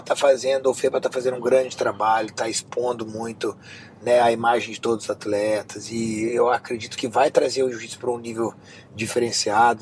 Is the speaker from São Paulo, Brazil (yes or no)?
no; Rio de Janeiro, Brazil; now in Miami, United States